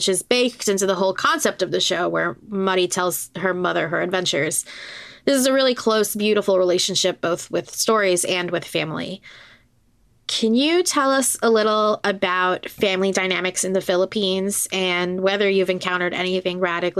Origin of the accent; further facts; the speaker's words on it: Puerto Rico; I'm from Puerto Rico.